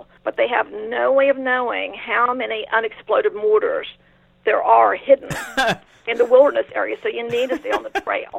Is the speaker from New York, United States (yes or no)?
no; West Virginia, United States; We're from West Virginia. It's a rural state